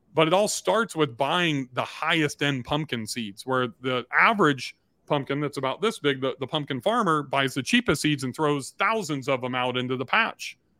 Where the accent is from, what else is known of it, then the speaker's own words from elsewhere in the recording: Southern California, United States; I grew up in Southern California